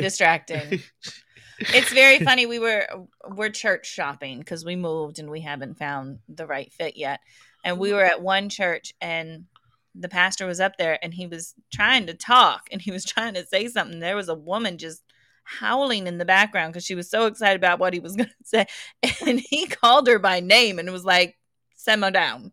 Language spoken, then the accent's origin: English; Englewood, Colorado, United States; I grew up in the Denver area, Inglewood more specifically